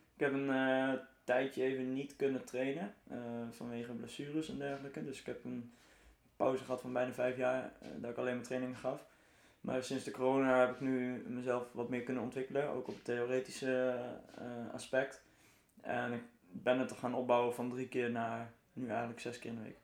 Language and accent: Dutch; Arnhem, Gelderland, Netherlands; ik kom uit Arnhem